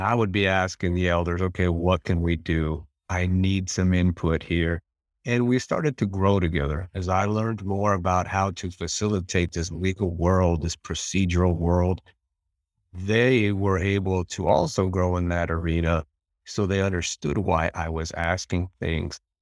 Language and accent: English; western Montana, United States; where we're at in western Montana